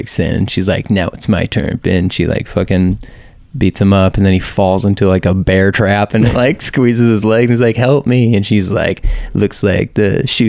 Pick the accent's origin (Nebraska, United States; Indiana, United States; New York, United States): Nebraska, United States; Wahoo; moved away as an adult; also born or lived in Lincoln, Nebraska; now in Austin, United States; I grew up in this little town called Wahoo, Nebraska. And then I moved to Lincoln when I was 18. There's like a couple of thousand people that live in Wahoo.